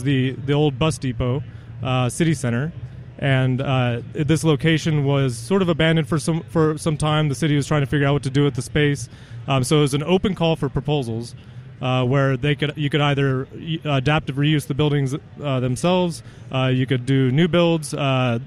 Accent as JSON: {"language": "English", "town": "Reno", "region": "Nevada", "country": "United States", "tie": "born or raised there", "said": "born and raised in Reno"}